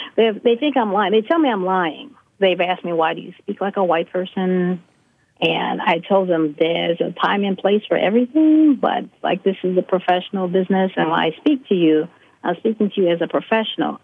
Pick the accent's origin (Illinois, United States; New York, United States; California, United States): Illinois, United States; Chicago; as someone growing up in Chicago